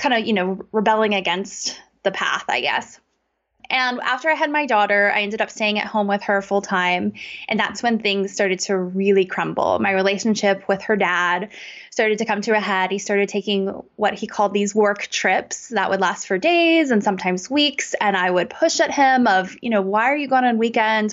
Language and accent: English; United States; I grew up in America in a really great suburb